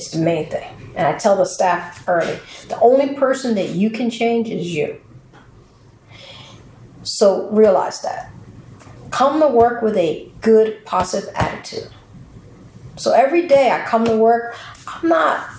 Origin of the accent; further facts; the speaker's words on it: Camden, New Jersey, United States; I'm from Camden. I grew up here in the city. I went to school here in the city